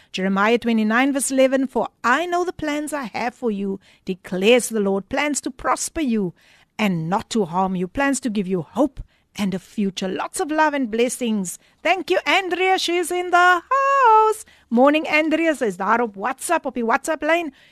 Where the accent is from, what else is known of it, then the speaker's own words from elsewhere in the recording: Somerset West, Western Cape, South Africa; ek is mos gebore in Somerset West